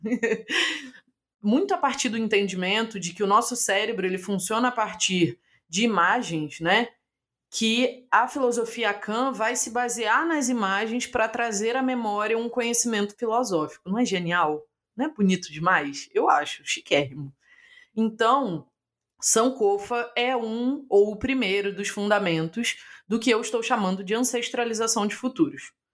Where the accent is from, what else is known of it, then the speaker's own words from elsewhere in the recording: Brazil; accent: abrasileirado (Brazilian); eu vou ler com meu sotaque aqui maravilhoso abrasileirado